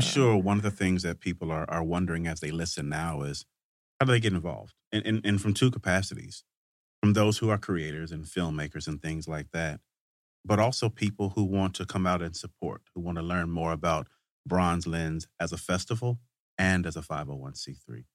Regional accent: Vicksburg, Mississippi, United States; I grew up in Vicksburg, Mississippi

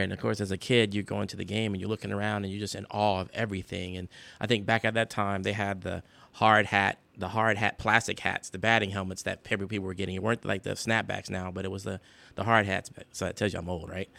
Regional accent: South Carolina, United States; moved away; I came from South Carolina

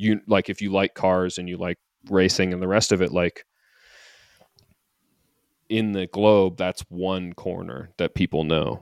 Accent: Canada; I'm saying this as a Canadian who's never been to Montreal for the race

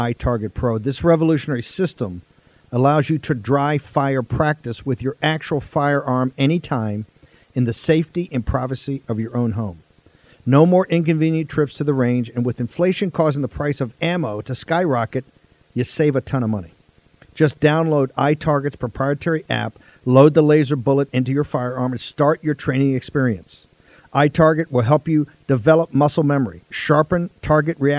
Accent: Richmond, Virginia, United States; As an Irish Catholic growing up in Richmond, Virginia

